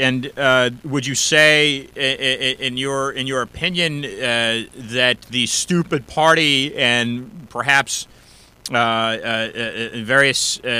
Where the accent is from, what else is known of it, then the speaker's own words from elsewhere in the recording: United States; As an American myself